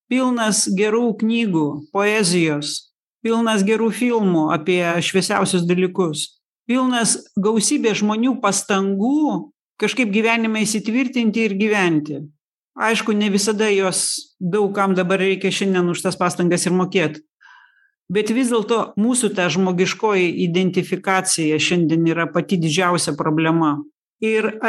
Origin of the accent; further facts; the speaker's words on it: Lithuania; mes lietuviai